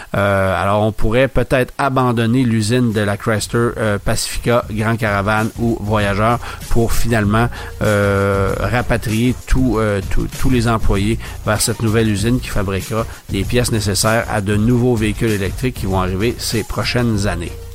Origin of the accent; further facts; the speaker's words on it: Canada; chez nous, au Canada